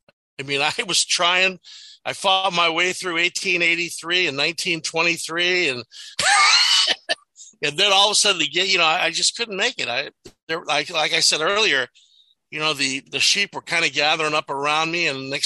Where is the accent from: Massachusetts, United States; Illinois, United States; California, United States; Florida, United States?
California, United States; growing up in California